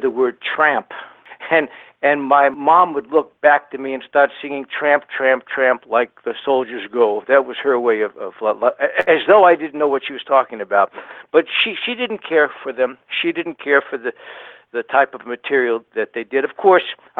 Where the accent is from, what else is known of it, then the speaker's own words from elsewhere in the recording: Miami Beach, Florida, United States; Growing up in Miami Beach, I would often describe our family as being showbiz Jews